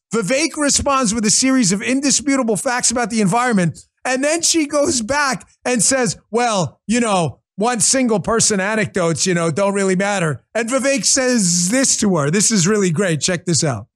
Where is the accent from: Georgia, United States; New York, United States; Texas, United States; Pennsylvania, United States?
New York, United States; New York City; When I was growing up in Queens